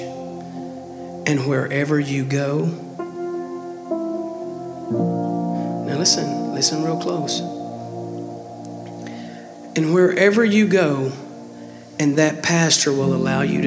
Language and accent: English; Texas, United States; accent: country; I'm Texan. And all I knew how to speak was, I guess, country